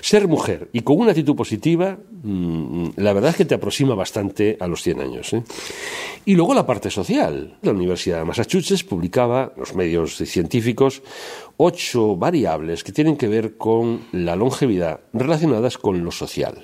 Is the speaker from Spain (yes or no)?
yes; Spain; como buenos españoles